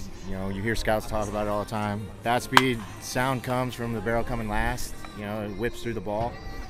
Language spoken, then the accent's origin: English; suburb of Chicago, Illinois, United States; from suburb of Chicago.